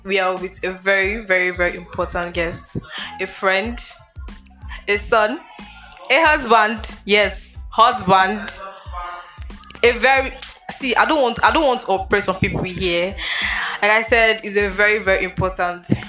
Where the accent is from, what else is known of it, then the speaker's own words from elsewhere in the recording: Nigeria; as Nigerians